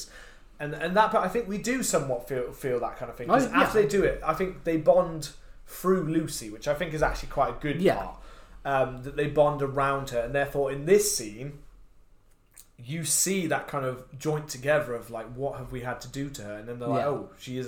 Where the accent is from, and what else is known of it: United Kingdom